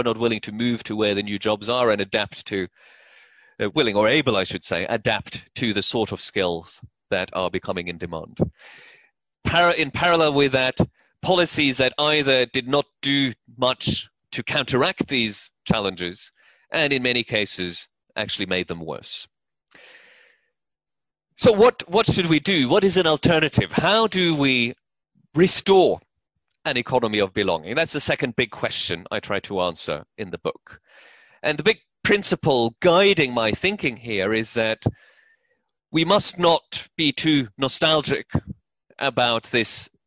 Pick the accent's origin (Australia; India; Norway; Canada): Norway; moved away as an adult; also born or lived in New York; so I grew up in Norway, I lived in New York around the turn of the century